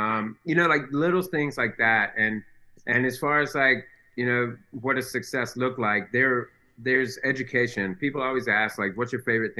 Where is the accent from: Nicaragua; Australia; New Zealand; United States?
United States; Shelby, North Carolina; We say we're from Shelby, but we're actually out in the county